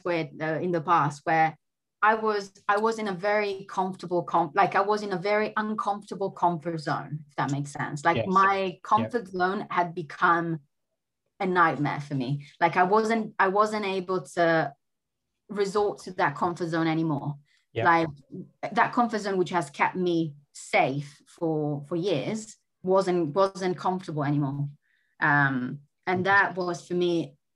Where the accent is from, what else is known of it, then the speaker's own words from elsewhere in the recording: Italy; moved away as an adult; also born or lived in Germany; being away from my home country